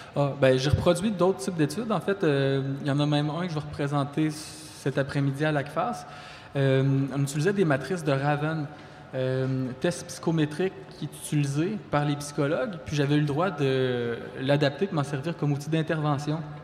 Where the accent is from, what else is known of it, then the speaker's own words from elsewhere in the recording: Quebec City, Quebec, Canada; moved away as an adult; also born or lived in Rimouski; now in Abitibi-Témiscamingue, Canada; je suis natif de la région de Québec